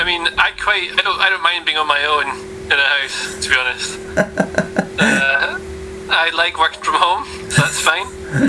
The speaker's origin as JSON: {"language": "English", "town": "Oldmeldrum", "region": "Scotland", "country": "United Kingdom", "also_born_or_lived": "Aberdeen", "moved": "as an adult", "lives_now": "London, United Kingdom", "said": "I'm from Old Meldrum originally. So Aberdeenshire"}